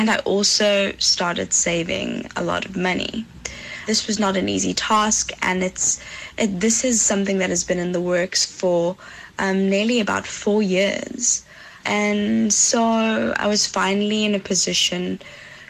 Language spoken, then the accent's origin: English; Johannesburg, Gauteng, South Africa; moved away as an adult; now in Netherlands; I'm from Johannesburg, South Africa.